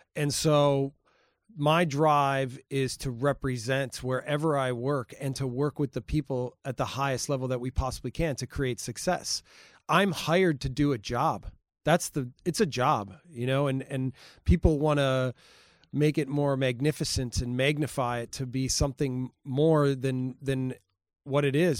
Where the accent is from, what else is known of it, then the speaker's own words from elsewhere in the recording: Milwaukee, Wisconsin, United States; moved away; I grew up in Milwaukee, Wisconsin.